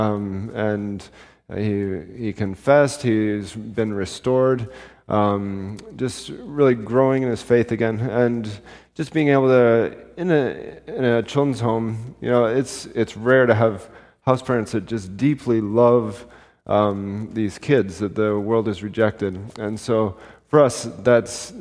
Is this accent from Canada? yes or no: yes; Canada; we're from Canada, but we came back to Canada a couple months ago.